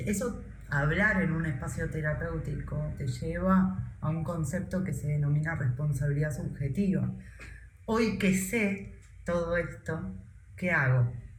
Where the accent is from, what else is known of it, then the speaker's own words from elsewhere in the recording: Argentina; moved away as an adult; me fui llorando de Argentina